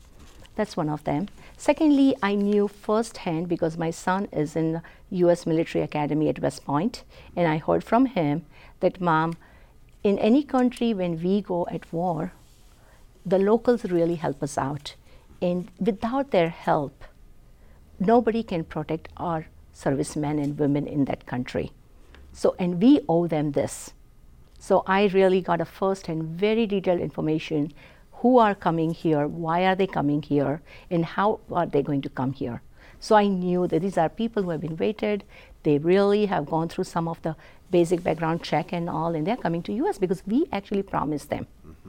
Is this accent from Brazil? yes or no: no; India; So growing up in India, I come from very humble beginnings